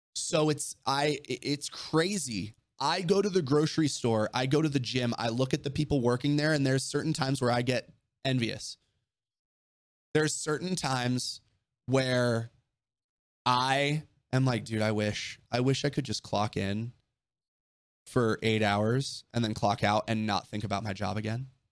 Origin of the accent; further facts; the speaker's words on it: Orange County, California, United States; growing up in Orange County